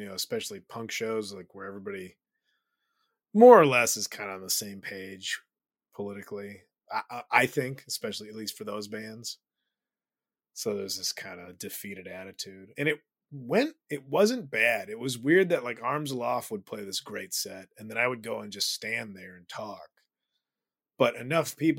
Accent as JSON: {"language": "English", "town": "Chicago", "region": "Illinois", "country": "United States", "tie": "born or raised there", "moved": "yes", "said": "I'm from Chicago"}